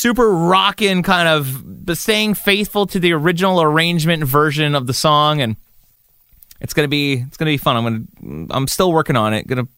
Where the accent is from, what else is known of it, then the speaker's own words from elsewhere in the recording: Kahnawake, Quebec, Canada; my hometown of Gunawage, Mohawk Territory